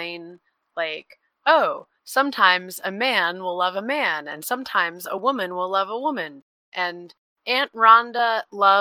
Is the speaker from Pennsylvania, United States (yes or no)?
no; Texas, United States; I grew up in Texas